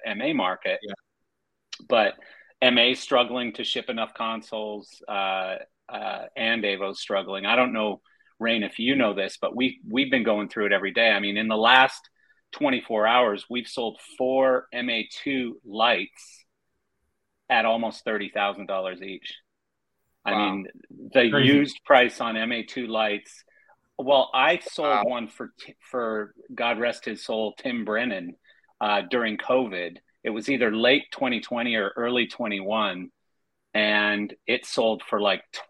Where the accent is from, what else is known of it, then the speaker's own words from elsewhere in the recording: Canada; I'm Canadian